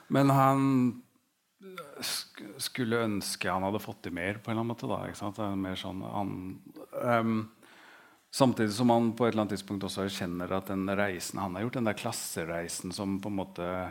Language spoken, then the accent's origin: Norwegian; Oslo, Norway; 'Hvor er du fra?' så hadde jeg sagt Stovner med en gang